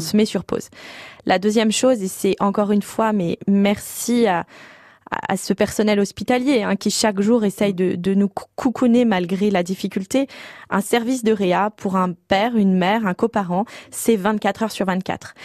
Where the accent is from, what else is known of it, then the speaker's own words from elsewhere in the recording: Paris, Île-de-France, France; je suis parisienne et j'étais à Chambéry